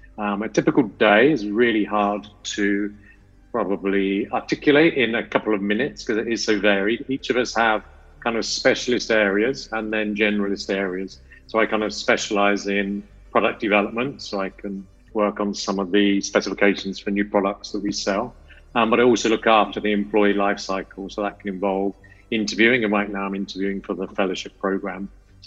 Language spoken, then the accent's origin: English; United Kingdom; moved away as an adult; now in India; I'm obviously not from America, I'm from the UK